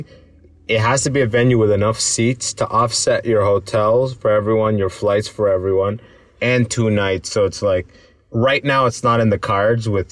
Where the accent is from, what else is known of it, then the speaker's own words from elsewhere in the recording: London, Ontario, Canada; moved away as an adult; now in Toronto, Canada; London, Ontario, my hometown